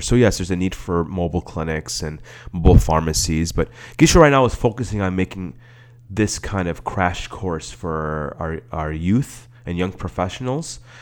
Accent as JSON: {"language": "English", "town": "Skokie", "region": "Illinois", "country": "United States", "tie": "born or raised there", "also_born_or_lived": "Netherlands / Palatine, Illinois", "said": "I grew up in Skokie for part of my childhood."}